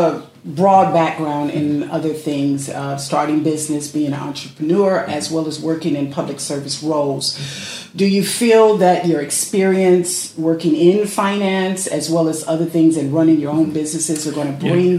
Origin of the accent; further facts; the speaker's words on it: Compton, California, United States; I am a resident of the city of Compton and born and raised in Compton.